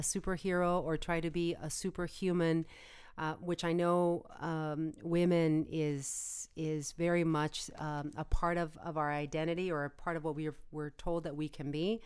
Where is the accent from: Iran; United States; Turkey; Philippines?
United States; as an American